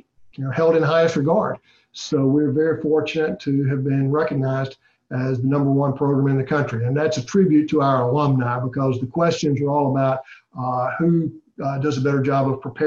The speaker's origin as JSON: {"language": "English", "region": "Mississippi", "country": "United States", "tie": "born or raised there", "said": "I grew up in Mississippi"}